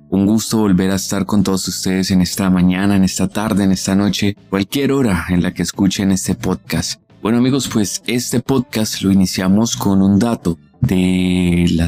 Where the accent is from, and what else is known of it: Colombia